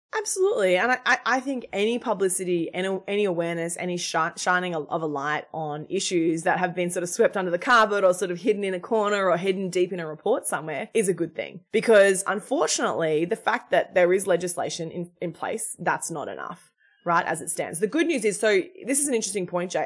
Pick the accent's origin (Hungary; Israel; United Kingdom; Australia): Australia; moved away as an adult; now in United States; I'm Australian. I grew up in Australia. I've, I've, I migrated to the United States six years ago.